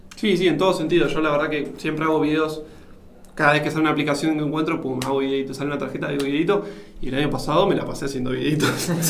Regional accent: Argentina; siendo un argentino

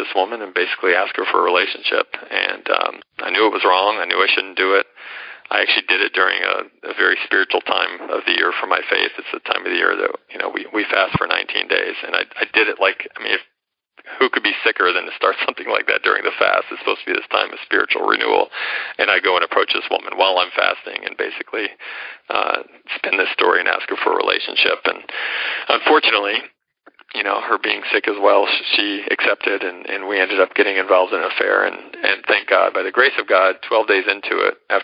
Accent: Atlanta, Georgia, United States; accent: American; moved away as an adult; also born or lived in New York; now in India; I ended up going back to my hometown of Atlanta

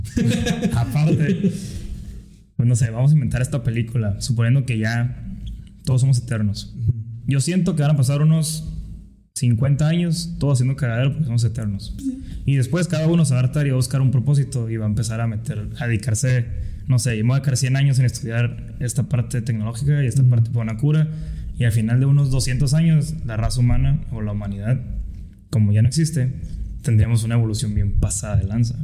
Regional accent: Mexico; no tuviéramos todos el mismo gusto por comernos unos tacos, por escuchar mariachi, que nos definiera como mexicanos

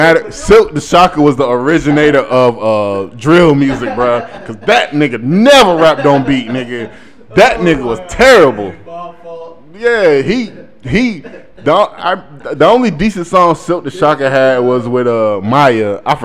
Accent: North Carolina, United States; also born or lived in Mississippi; I was born in North Carolina, and from the age of 1 to 9, I lived in North Carolina, and then from 9 till 15, I lived in Mississippi.

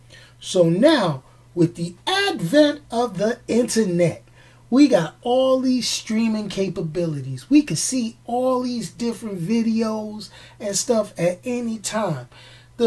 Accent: New York, United States; growing up in New York

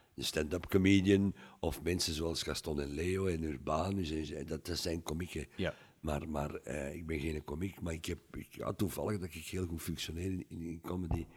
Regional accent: Mechelen, Flanders, Belgium; now in Wachtebeke, Belgium; mijn geboortestad

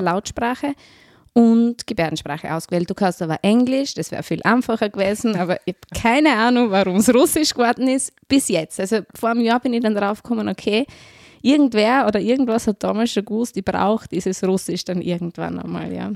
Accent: Styria, Austria; moved away as an adult; now in Vorarlberg, Austria; man hört es vielleicht, ich bin Steirerin

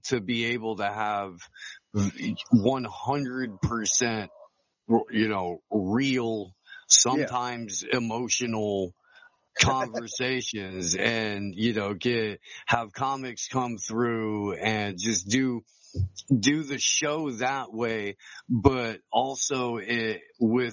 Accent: Midwest, United States; I grew up in the Midwest

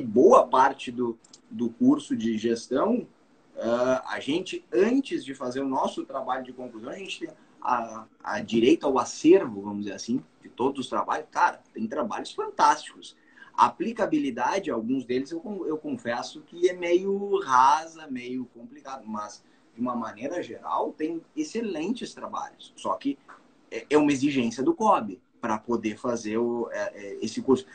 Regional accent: Bagé, Rio Grande do Sul, Brazil; da minha terra

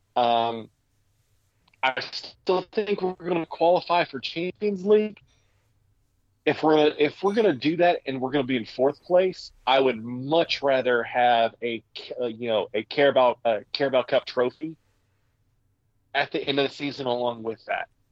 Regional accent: United States; I am a real American.

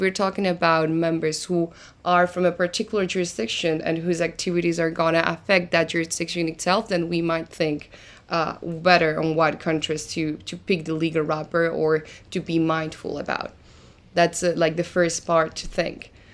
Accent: Argentina; English is a second language; moved away as an adult; now in Lisbon, Portugal; originally I am from Argentina, reason why you might find a little bit of an accent when I speak, and I'm living in Lisbon right now

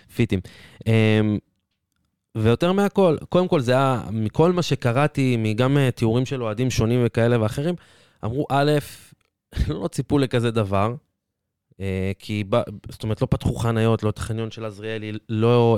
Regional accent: Petah Tikva, Central District, Israel; כפתח תקוואי במקור

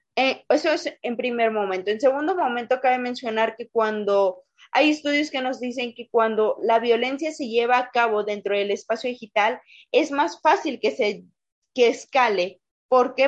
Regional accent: Pachuca, Hidalgo, Mexico; soy orgullosamente hidalguense, pachuqueña de acá de donde el aire nos lleva

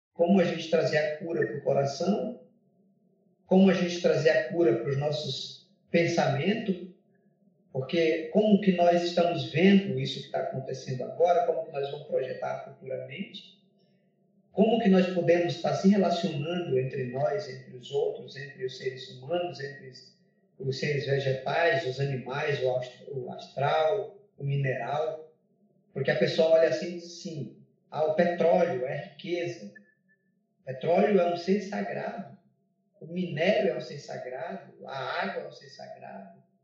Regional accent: Huni Kuin territory, Acre, Brazil; Eu sou do Acre, moro no, sou do território Runicuim, no Maquiá, que fica no médio Rio Joinvira. Eu sou Runicuim

